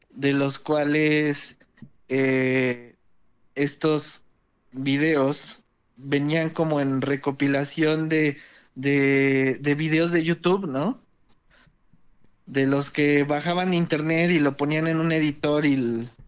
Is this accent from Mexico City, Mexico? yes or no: yes; Mexico City, Mexico; De la Ciudad de México.